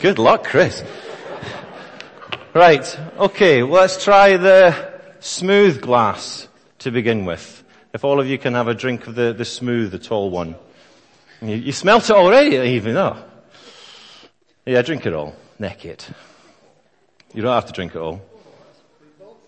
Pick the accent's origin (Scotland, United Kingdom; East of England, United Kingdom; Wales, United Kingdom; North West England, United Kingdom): Scotland, United Kingdom; I am also Scottish